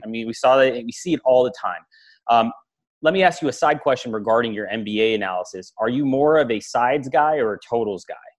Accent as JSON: {"language": "English", "town": "Los Angeles", "region": "California", "country": "United States", "moved": "yes", "lives_now": "Miami, United States", "said": "I'm from Los Angeles. I mean, I currently live in Miami, but I'm from Los Angeles, grew up a big Kobe fan"}